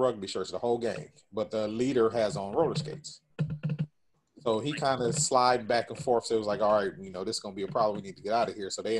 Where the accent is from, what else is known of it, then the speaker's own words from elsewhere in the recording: California, United States; we're not from New York, we're from California.